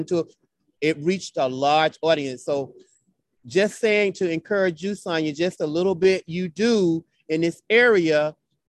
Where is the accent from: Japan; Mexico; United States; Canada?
United States; Southern Florida; moved away as an adult; now in New York City, United States; I grew up in Southern Florida